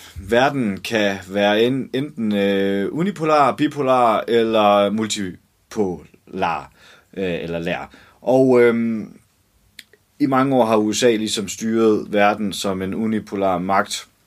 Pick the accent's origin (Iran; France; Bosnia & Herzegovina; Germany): Germany; now in Denmark; en tysk kvinde, der er, jeg er vokset op i Tyskland